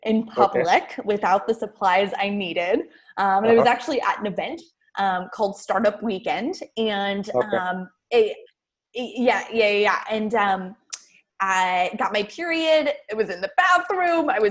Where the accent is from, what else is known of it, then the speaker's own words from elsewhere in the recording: Ohio, United States; I'm a girl from Ohio.